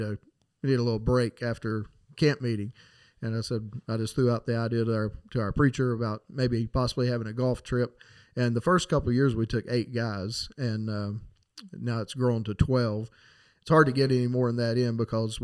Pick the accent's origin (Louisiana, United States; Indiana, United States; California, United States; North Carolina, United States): North Carolina, United States; Marion; I grew up right here in Marion, North Carolina